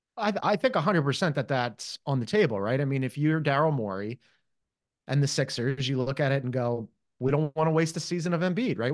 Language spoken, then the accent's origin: English; Philadelphia, Pennsylvania, United States; as a Philadelphian